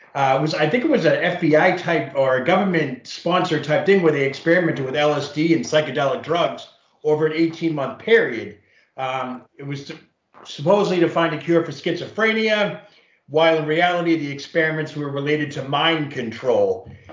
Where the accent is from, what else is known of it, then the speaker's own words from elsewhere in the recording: Quincy, Massachusetts, United States; I grew up in Quincy, which is eight miles south of Boston. Actually, I went to school at North Quincy High